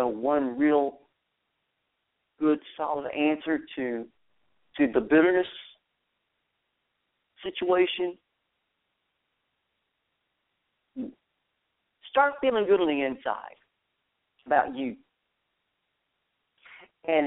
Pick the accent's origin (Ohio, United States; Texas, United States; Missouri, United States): Texas, United States; down in Texas, my home state